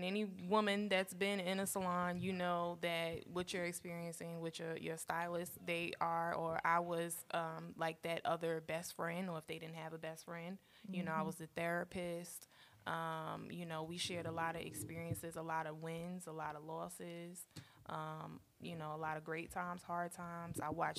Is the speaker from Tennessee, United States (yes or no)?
no; Brooklyn, New York, United States; also born or lived in Staten Island / Virginia; now in Indiana, United States; So I'm originally from Brooklyn in the house. Okay. And and this is actually my third state that I've lived in Indiana. So I've lived in Brooklyn, New York. I've lived in, well, actually I was born in Staten Island.